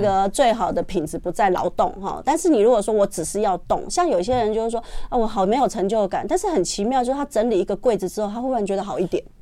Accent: Taiwan; 现在我们台湾人算方便

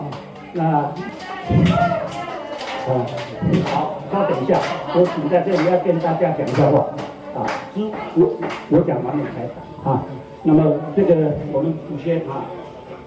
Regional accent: Xiayunping, Fuxing District, Taoyuan, Taiwan; 泰雅族。我们是啊，这边土生土长的土鸟土人啊

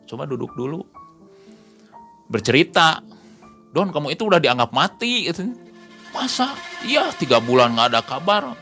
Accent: Bandung, West Java, Indonesia; kamu dari mana saya dari Bandung

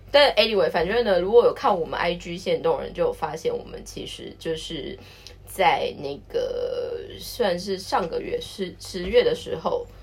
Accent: Taiwan; now in Japan; 我们台湾人

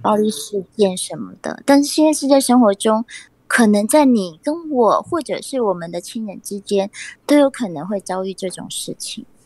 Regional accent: Taiwan; 我们台湾人是真的很善良

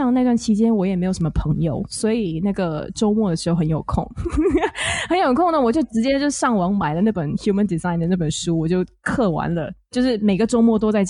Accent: Singapore; 我来自新加坡。

